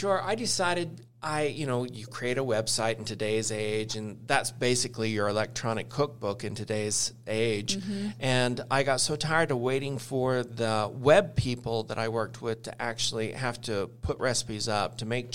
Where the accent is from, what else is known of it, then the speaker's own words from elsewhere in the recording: Idaho, United States; They are foods that I grew up with in Idaho